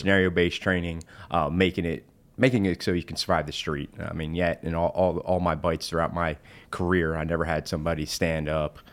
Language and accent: English; New Jersey, United States; now in South Carolina, United States; I'm originally from New Jersey